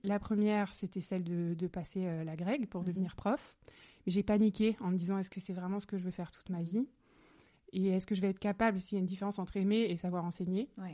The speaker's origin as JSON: {"language": "French", "area": "Alsace", "region": "Grand Est", "country": "France", "said": "nous venons d'Alsace, voilà, que mes parents sont à Strasbourg aujourd'hui"}